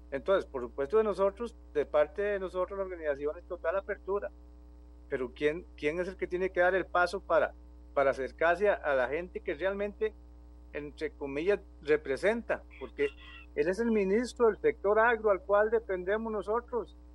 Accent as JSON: {"language": "Spanish", "town": "Pérez Zeledón", "region": "San José", "country": "Costa Rica", "said": "Aquí, yo soy de Pérez Heredón, nuestra organización es de Pérez Heredón"}